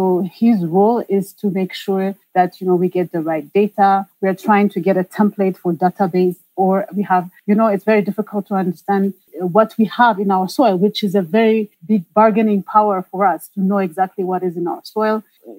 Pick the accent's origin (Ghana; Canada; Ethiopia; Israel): Ethiopia; moved away as an adult; also born or lived in France / United States; I grew up in Ethiopia. I was born in Ethiopia, and I studied in France.